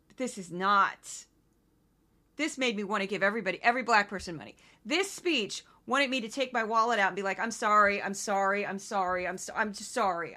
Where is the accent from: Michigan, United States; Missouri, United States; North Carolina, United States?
Missouri, United States; I'm from Missouri, which some people call the South, some people call the Midwest